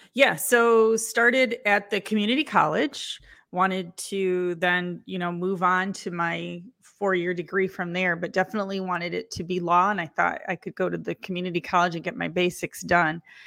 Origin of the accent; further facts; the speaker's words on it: Lansing, Michigan, United States; I was born in Lansing, Michigan